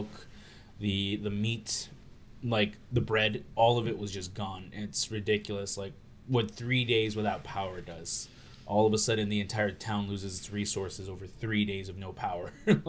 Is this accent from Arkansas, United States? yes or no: yes; Arkansas, United States; born or raised there